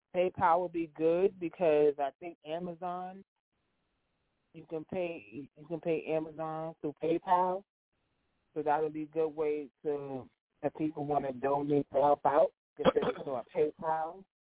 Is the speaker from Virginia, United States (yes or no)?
no; New York, United States; now in New Jersey, United States; I'm from New York and I live in Jersey